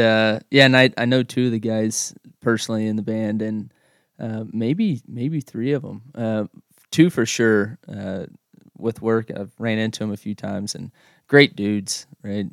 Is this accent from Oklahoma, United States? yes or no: yes; Oklahoma, United States; now in Russell, United States; I grew up in Oklahoma and, uh, from a real small town.